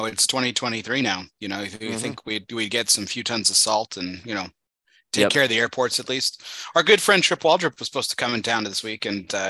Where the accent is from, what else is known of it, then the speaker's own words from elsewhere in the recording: Texas, United States; we're Texans and we're not used to this.